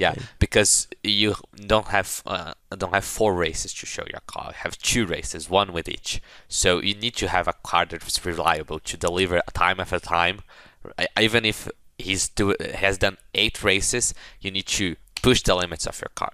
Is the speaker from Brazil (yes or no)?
yes; Brazil; I'm from Brazil.